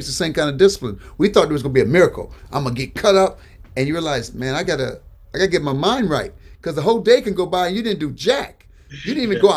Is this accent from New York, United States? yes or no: no; Benton Harbor, Michigan, United States; I'm from Benton Harbor, Michigan